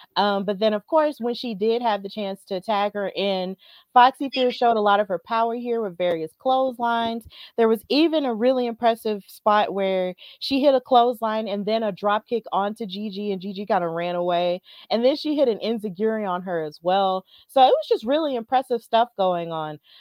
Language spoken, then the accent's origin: English; Alabama, United States; I'm from Alabama